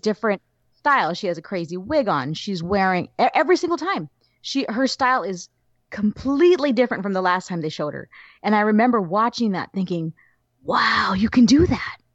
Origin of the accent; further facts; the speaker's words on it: Southern California, United States; growing up in Southern California